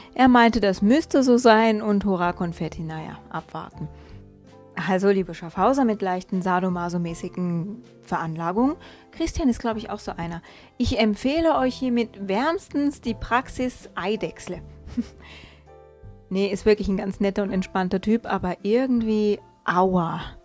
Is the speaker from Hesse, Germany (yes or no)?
yes; Hesse, Germany; also born or lived in northern German coast (born, 'Muschelschubser'); gebürtiger Muschelschubser, aufgewachsen in Hessen